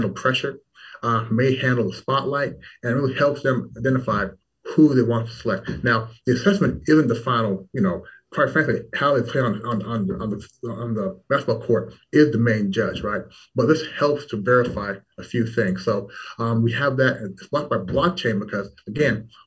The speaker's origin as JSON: {"language": "English", "town": "Louisville", "region": "Kentucky", "country": "United States", "tie": "born or raised there", "also_born_or_lived": "Toronto, Canada / Washington, D.C.", "moved": "as an adult", "lives_now": "Shanghai, China", "said": "then after that, I did move to the United States, to Louisville, Kentucky, where I spent the next, I want to say 11 years"}